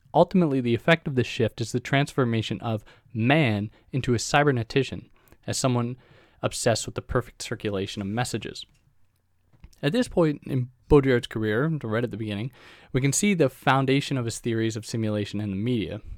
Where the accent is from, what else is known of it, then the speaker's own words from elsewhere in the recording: Canada; I'm a Canadian graduate student